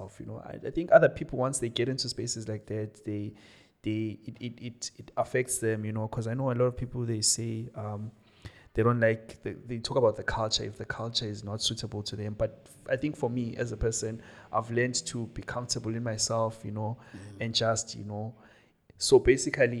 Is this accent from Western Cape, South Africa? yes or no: no; Johannesburg, Gauteng, South Africa; moved away as an adult; also born or lived in Cape Town; I was from Joburg